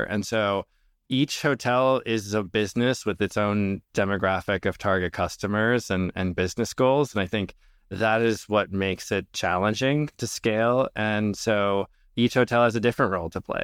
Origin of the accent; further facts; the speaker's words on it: Minnesota, United States; I grew up in Minnesota to Lebanese immigrant parents